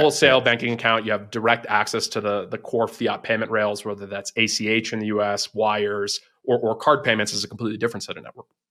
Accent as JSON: {"language": "English", "region": "East Coast", "country": "United States", "tie": "born or raised there", "also_born_or_lived": "Silicon Valley", "moved": "as an adult", "said": "I'm originally from the East Coast, um, spent, you know, first eighteen years of my life there"}